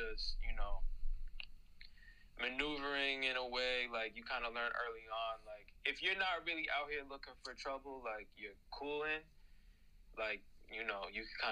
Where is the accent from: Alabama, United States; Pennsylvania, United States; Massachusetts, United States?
Massachusetts, United States; Brockton; born and raised in a city called Brockton, Massachusetts.